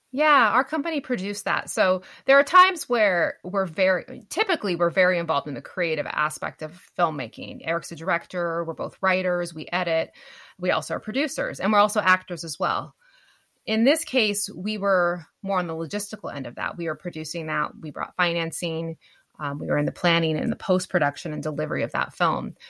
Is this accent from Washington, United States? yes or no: yes; Winlock, Washington, United States; I, grew up in a very small town we actually shot parts of bigfoot killed my wife in my hometown of winlock